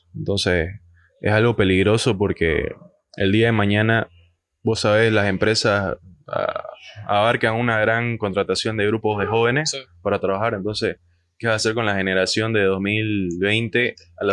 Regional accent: Bolivia

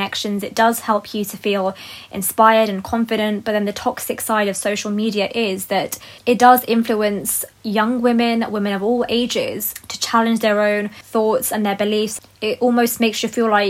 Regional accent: United Kingdom; I love that I'm a British Pakistani woman

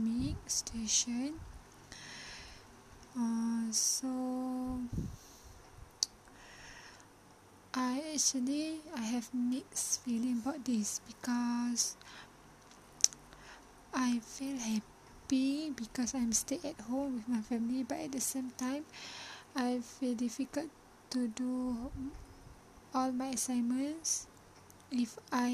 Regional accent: Malaysia; my hometown is in Felda area

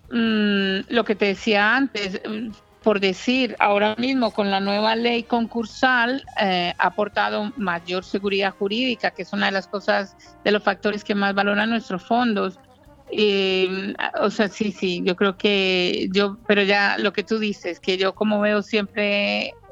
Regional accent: Sweden; now in Marbella, Spain; Porque mis padres, sí, tengo, soy sueca de origen colombiano. Pero vivo en Marbella hace 22

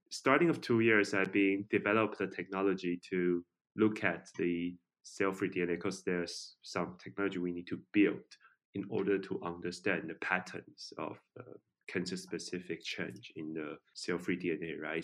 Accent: Taiwan; I'm from Taiwan

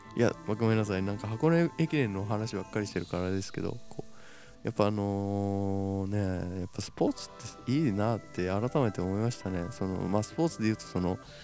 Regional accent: Shizuoka, Japan; 僕静岡出身なんです静岡県静岡市出身なんですよ

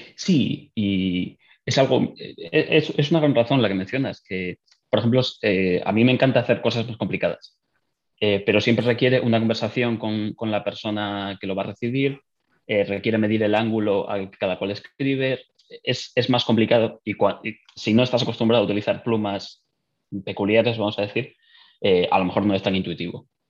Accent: northern Spain, Spain; moved away as an adult; now in Dublin, Ireland; soy de España, del norte

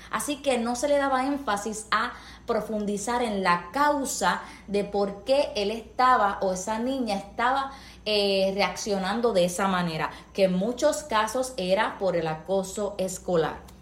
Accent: Puerto Rico; soy puertorriqueña

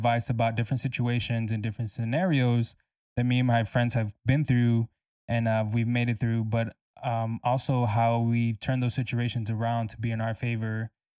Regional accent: San Antonio, Texas, United States; also born or lived in Corpus Christi; I'm from San Antonio, Texas. I was actually born in Corpus Christi, Texas, but I moved here when I was 6. So I don't really call Corpus Christi my home, because San Antonio raised me for sure.

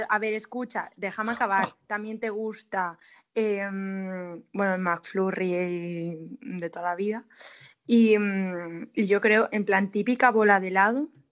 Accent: Galicia, Spain; yo soy gallega

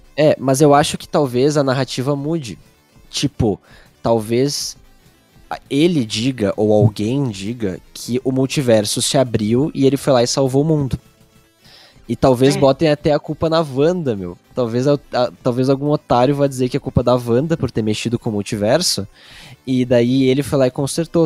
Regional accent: Rio Grande do Sul, Brazil; a gente é do Rio Grande do Sul

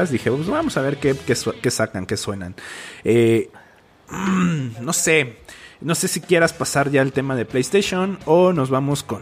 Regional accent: Argentina; yo soy un argentino crítico de, videojuegos.

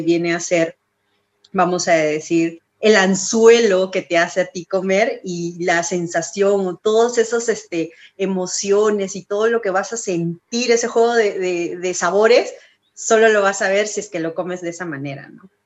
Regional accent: Peru; moved away as an adult; now in California, United States; nosotros nos identifica como peruanos

